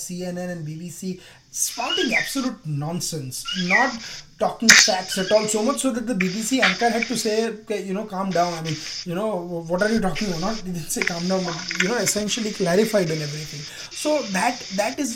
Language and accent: English; Gujarat, India; my home state of Gujarat.